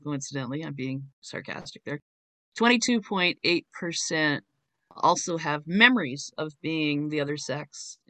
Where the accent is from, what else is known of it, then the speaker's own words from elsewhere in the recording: Canada; I'm from Canada